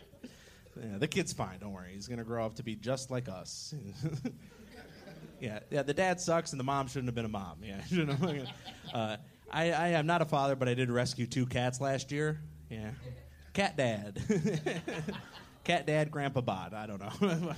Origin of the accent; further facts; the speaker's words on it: Michigan, United States; now in Austin, United States; I come from Michigan